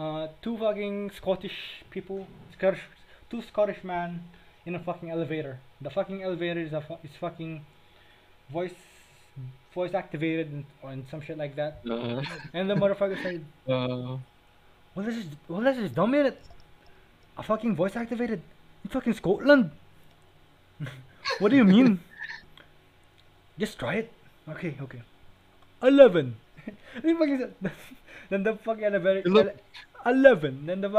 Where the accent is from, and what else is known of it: Philippines